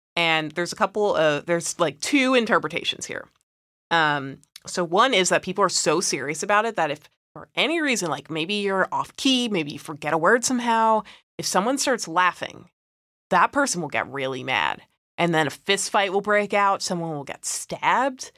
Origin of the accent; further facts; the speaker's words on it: United States; we're from America